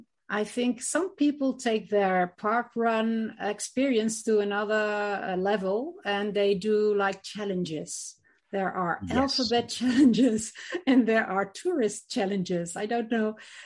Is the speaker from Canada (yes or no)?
no; Netherlands; now in Madrid, Spain; I'm from the Netherlands